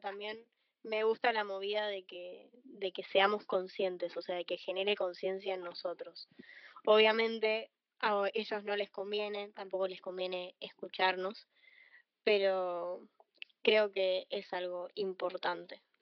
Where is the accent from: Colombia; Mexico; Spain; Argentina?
Argentina; también soy de Argentina